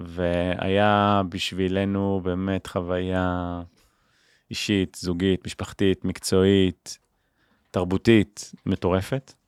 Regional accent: Israel; אני מישראל

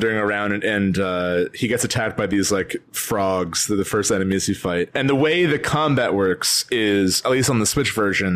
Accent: northern New Jersey, United States; we're both from Jersey. Like we're both from northern New Jersey. So like we grew up like in and out of New York

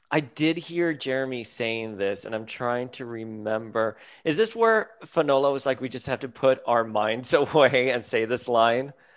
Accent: Miami, Florida, United States; I was a boy from South Florida, from Miami.

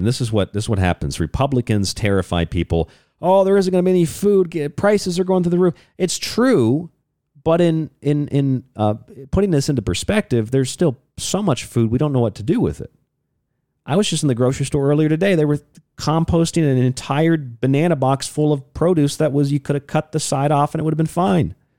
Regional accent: Florida, United States; I grew up in Florida

